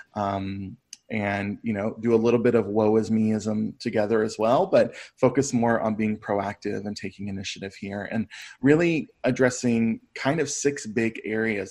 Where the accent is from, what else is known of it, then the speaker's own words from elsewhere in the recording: Brevard, North Carolina, United States; my hometown of Brevard